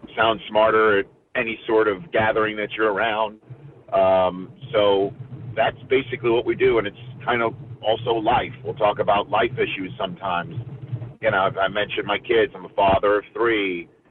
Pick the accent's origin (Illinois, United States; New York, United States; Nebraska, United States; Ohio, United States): New York, United States; New York City; also born or lived in Brooklyn; I uh, moved to Staten Island when I was six months old and obviously growing up there